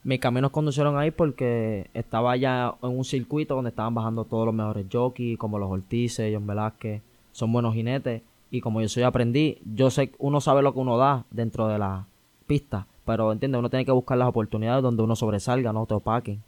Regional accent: San Juan, Puerto Rico; moved away as an adult; also born or lived in Canóvanas, Puerto Rico; now in United States; Yo soy de Lloren Torres.

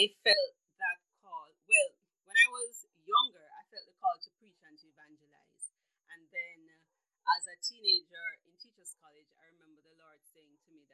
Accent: Jamaica; I am Jamaican

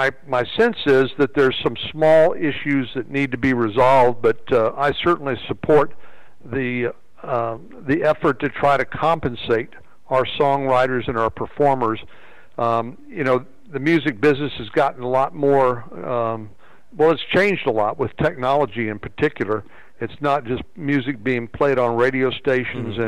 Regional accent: San Antonio, Texas, United States; I grew up in San Antonio, which is a predominantly Hispanic town

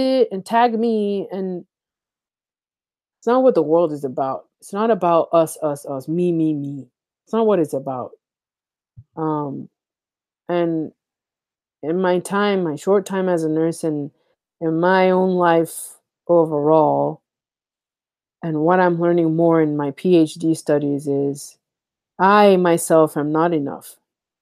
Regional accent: United States; I grew up in the United States, but I didn't, my house was an African house

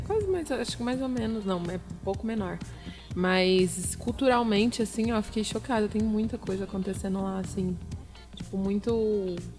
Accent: Franca, São Paulo, Brazil; Eu sou francana, nascida e criada

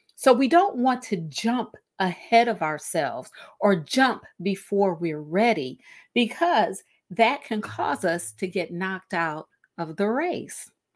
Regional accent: Cleveland, Ohio, United States; in Northeast Ohio, in Cleveland, um, my hometown

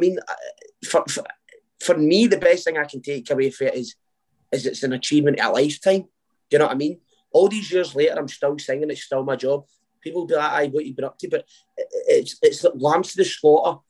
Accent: Uddingston, Scotland, United Kingdom; now in Wishaw, United Kingdom; I grew up in Uddingston.

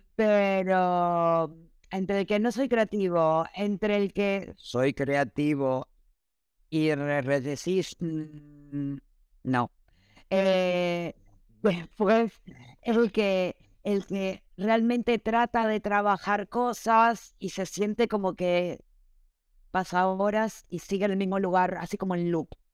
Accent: Argentina; moved away; en Argentina, que soy de Argentina

